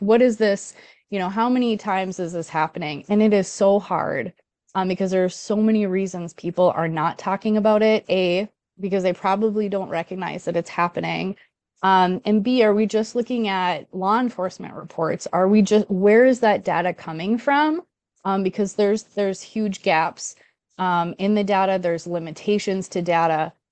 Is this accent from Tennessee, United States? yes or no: no; Duluth, Minnesota, United States; I'm from Duluth